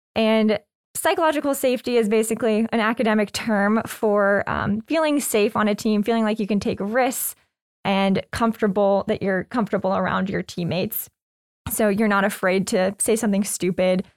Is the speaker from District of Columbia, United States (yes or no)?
no; Lexington, Kentucky, United States; moved away as an adult; also born or lived in New York / California / England; I was born and raised in Lexington